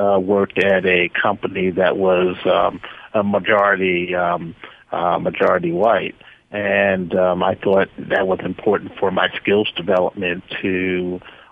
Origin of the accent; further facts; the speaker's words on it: Norfolk, Virginia, United States; I'm from Norfolk, Virginia